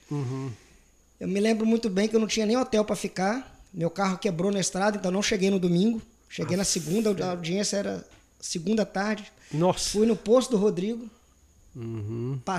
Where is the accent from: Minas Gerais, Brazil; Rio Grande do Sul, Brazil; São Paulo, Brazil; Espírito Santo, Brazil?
Espírito Santo, Brazil; Vitória; also born or lived in Cachoeiro de Itapemirim; E fomos para Vitória, onde eu fiquei grande parte da minha juventude e passei no vestibular na minha cidade natal, Cachoeiro de Itapemirim.